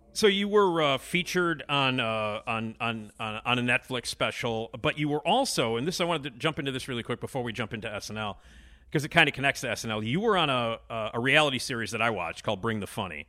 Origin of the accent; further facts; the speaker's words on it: Chicago, Illinois, United States; I'm from Chicago, so I obviously know what it's like to walk outside when it's eighty below